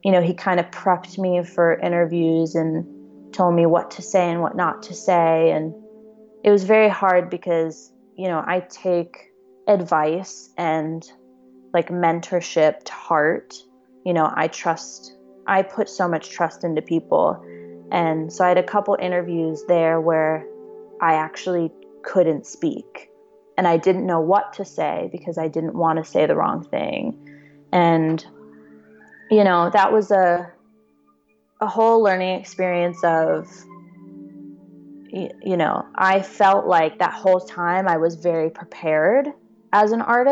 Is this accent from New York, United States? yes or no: no; Dallas, Texas, United States; moved away as an adult; now in Los Angeles, United States; the last time I was home in Dallas